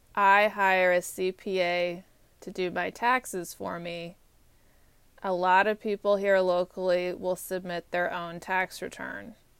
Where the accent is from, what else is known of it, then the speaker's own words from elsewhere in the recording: Texas, United States; moved away as an adult; also born or lived in Georgia; now in Washington, D.C., United States; I'm from Texas